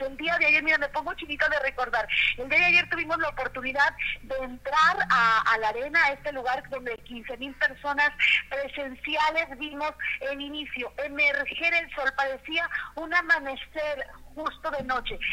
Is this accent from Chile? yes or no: no; Mexico; como mexicana